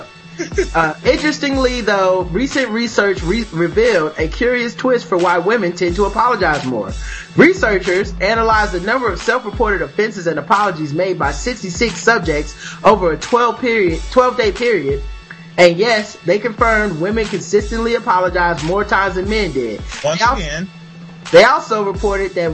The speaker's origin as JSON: {"language": "English", "country": "United States", "said": "I'm just a dumb American"}